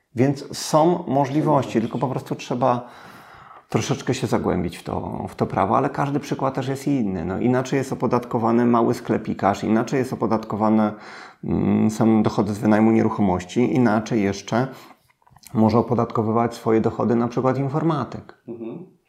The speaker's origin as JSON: {"language": "Polish", "town": "Włocławek", "region": "Kuyavian-Pomeranian Voivodeship", "country": "Poland", "said": "Ja pochodzę z Włocławka, bezrobocie na poziomie 30%"}